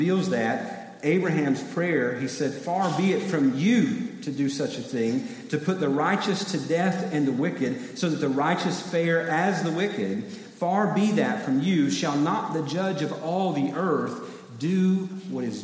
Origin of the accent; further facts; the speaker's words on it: East Tennessee, United States; now in South Carolina, United States; I grew up in East Tennessee